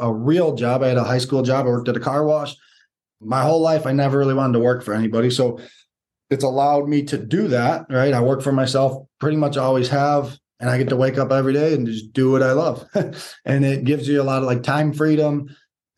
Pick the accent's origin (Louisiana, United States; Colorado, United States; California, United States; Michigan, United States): Michigan, United States; Detroit; we're from Michigan, Metro Detroit